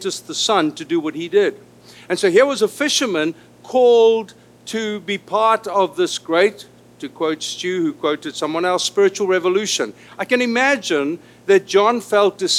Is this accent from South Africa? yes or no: yes; South Africa; first language Afrikaans; English is a second language; moved away as an adult; now in Los Angeles, United States; I was born an Afrikaner in South Africa